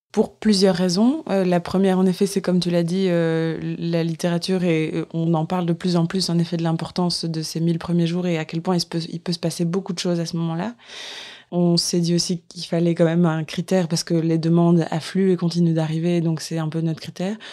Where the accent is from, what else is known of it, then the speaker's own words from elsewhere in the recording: Lille, Hauts-de-France, France; moved away; je viens de Lille, en France